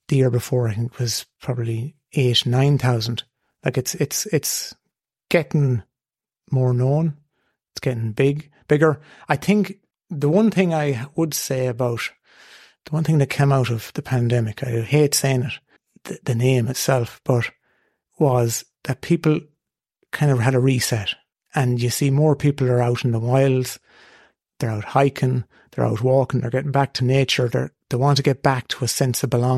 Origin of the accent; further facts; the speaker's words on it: Boyle, County Roscommon, Ireland; I'll always say I'm from Boyle originally.